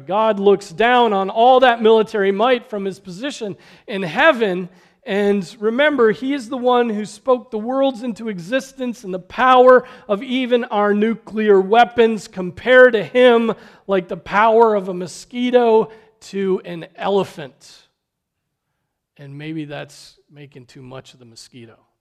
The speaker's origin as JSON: {"language": "English", "country": "United States"}